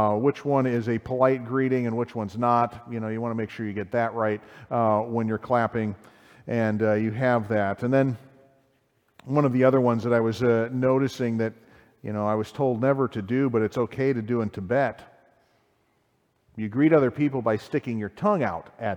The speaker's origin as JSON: {"language": "English", "country": "United States"}